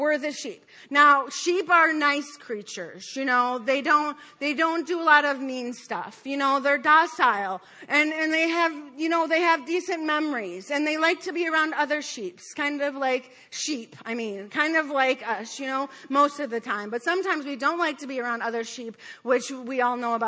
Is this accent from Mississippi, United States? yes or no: no; Detroit, Michigan, United States; I grew up in Detroit